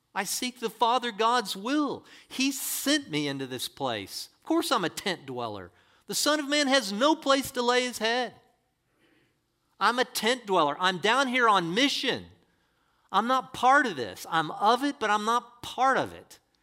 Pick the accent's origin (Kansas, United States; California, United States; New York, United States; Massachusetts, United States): California, United States; La Quinta; I'm a La Quintaite